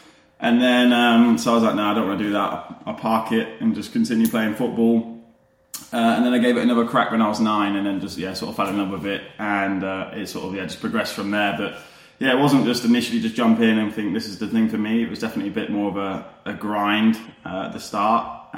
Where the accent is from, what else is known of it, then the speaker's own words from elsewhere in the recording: Leicester, East Midlands, United Kingdom; I'm originally a Leicester boy. So I'm originally from Leicester.